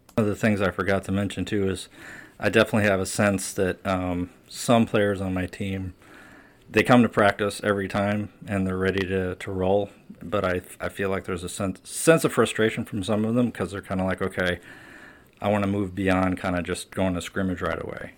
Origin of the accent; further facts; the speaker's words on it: St. Louis, Missouri, United States; now in Washington, D.C., United States; growing up in Saint Louis